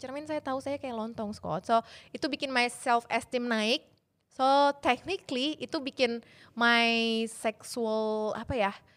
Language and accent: Indonesian; Indonesia; saya dari kecil di Indonesia